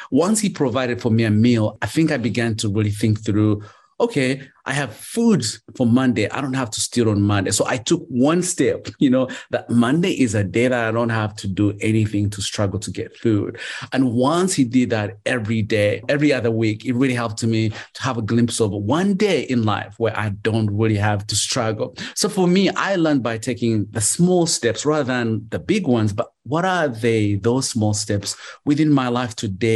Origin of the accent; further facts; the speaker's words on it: Uganda; moved away; I grew up in Uganda and I became a street kid